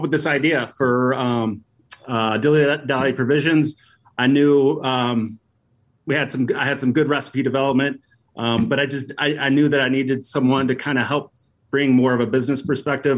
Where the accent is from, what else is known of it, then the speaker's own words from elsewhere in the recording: Appalachian Mountains, United States; moved away as an adult; now in Chicago, United States; we grew up in Appalachian Mountains